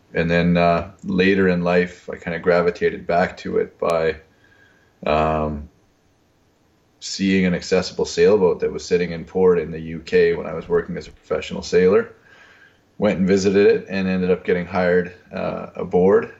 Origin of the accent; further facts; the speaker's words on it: Winnipeg, Manitoba, Canada; I'm from Winnipeg, which is in the middle of the pra- Canadian prairies